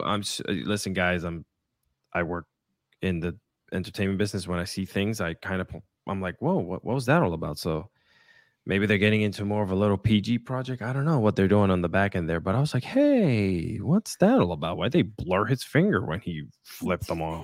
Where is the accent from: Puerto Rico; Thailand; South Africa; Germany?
Puerto Rico; English is a second language; I was born and raised in Puerto Rico